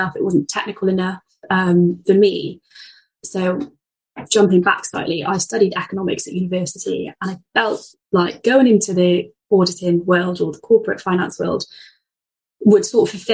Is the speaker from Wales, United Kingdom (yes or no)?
yes; Cardiff, Wales, United Kingdom; my hometown in Cardiff